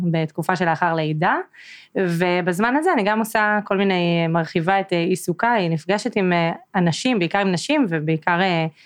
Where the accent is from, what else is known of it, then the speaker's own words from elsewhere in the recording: Northern District, Israel; ועברתי בעצם לצפון, למקום שבו גדלתי בתור ילדה, לאזור.